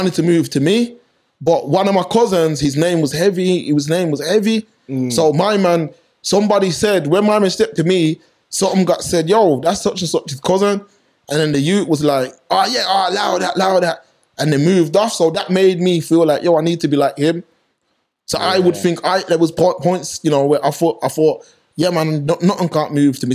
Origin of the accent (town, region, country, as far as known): Birmingham, West Midlands, United Kingdom; born or raised there